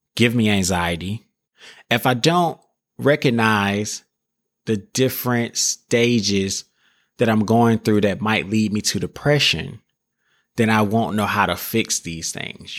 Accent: the South, United States; I'm from a small town, like I said earlier. I'm from the South.

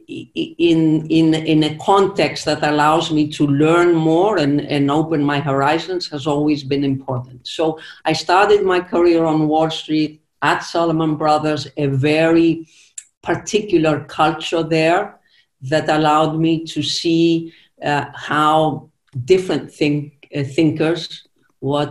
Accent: Zakynthos, Ionian Islands, Greece; English is a second language; I actually was born on the island of Zakynthos, which is part of the Ionian Islands between Greece and Italy.

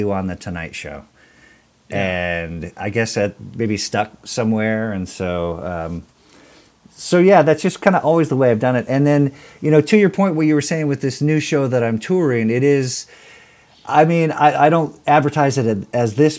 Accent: Iowa, United States; also born or lived in Hawaii; after I was about 3 years old, we moved from Hawaii to Iowa

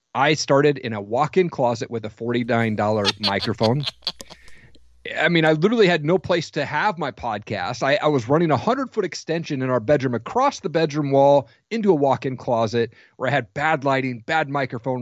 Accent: Washington, United States; I grew up in Washington

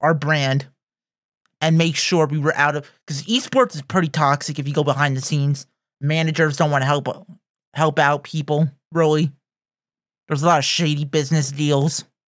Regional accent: United States; we're from North America

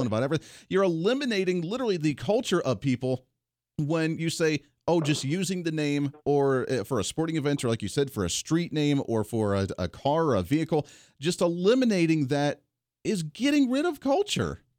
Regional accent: Ohio, United States; now in Kansas, United States; I grew up in Ohio.

